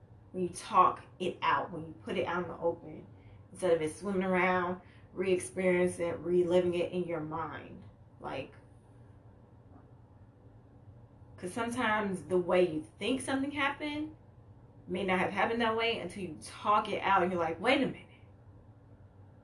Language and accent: English; Chicago, Illinois, United States; I'm from Chicago